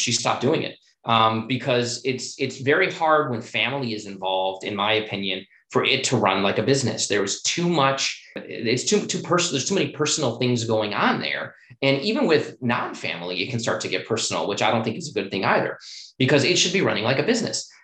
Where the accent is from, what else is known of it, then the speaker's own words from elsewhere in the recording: Chicago, Illinois, United States; moved away as an adult; also born or lived in Washington, D.C.; I was born and raised in Chicago